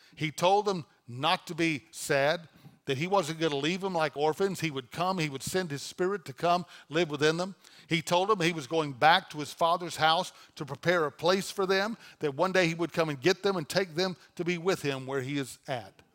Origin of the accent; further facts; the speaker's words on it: North Louisiana, United States; moved away as an adult; now in Dallas, United States; I was pastoring a church in Louisiana, in my hometown